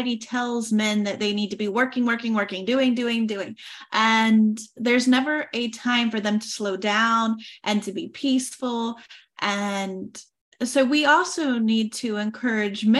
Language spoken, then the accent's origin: English; Oklahoma, United States; moved away as an adult; now in France; I am originally from Oklahoma and I moved to France in 2018.